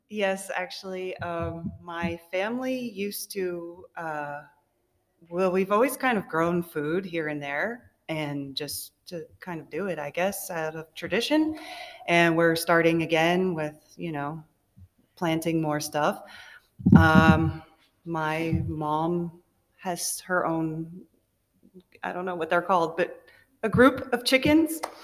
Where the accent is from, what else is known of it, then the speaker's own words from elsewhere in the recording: Orlando, Florida, United States; I'm from Orlando, Florida, here in Iowa